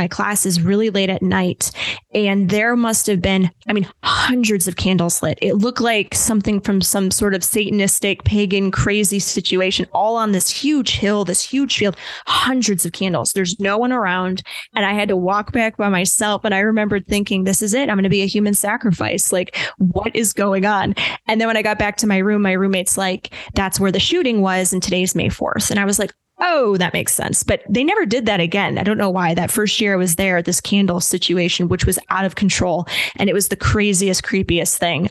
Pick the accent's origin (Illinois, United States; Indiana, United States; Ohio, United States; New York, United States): Ohio, United States; Cleveland; also born or lived in Kent, Ohio; I grew up just outside of Cleveland, Ohio